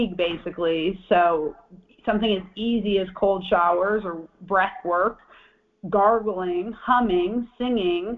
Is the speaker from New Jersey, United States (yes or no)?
no; Michigan, United States; moved away as an adult; I'm from Michigan originally, and I spent a long time. I lived 30 years in Michigan